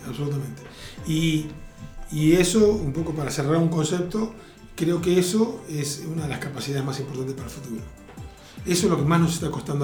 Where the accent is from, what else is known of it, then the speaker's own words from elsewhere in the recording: Argentina; casi toda mi infancia y adolescencia en Argentina la viví con gobiernos militares